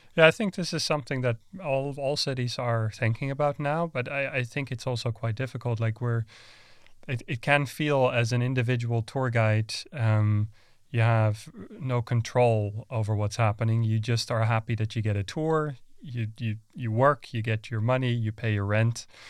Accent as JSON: {"language": "English", "town": "Amsterdam", "region": "North Holland", "country": "Netherlands", "tie": "born or raised there", "moved": "yes", "said": "my, my hometown"}